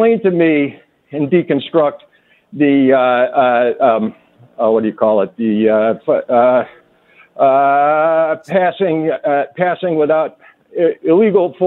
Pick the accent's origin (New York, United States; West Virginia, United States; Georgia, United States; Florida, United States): New York, United States; Olean; I grew up in Olean.